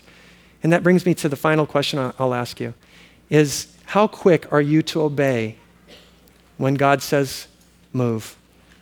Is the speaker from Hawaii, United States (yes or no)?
yes; Oahu, Hawaii, United States; moved away as an adult; also born or lived in US mainland; now in Kauai, United States; We grew up on Oahu